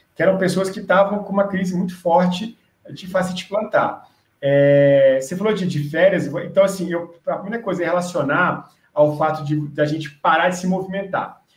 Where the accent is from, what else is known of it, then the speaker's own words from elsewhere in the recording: Brasília, Federal District, Brazil; eu sou aqui de Brasília, em Brasília